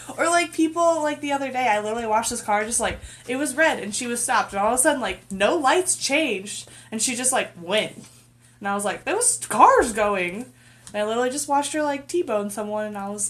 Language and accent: English; Iowa, United States; I'm from Iowa